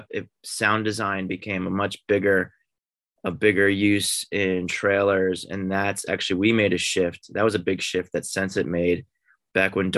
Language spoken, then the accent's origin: English; outside of Philadelphia, Pennsylvania, United States; moved away as an adult; also born or lived in Boston, United States / New York, United States; now in Los Angeles, United States; I grew up outside of Philly